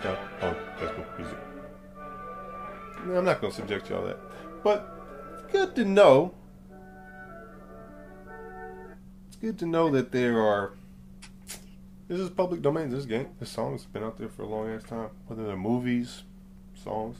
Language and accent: English; Atlanta, Georgia, United States; also born or lived in New York; I grew up in Atlanta. I was like, I've been here pretty much my whole life. From New York, but I grew up here. I've been here since very early, like 2.